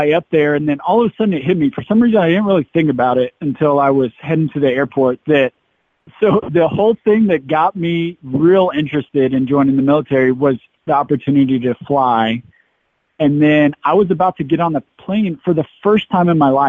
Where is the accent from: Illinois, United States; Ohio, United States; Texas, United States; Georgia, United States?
Texas, United States; the small town in Texas where I grew up.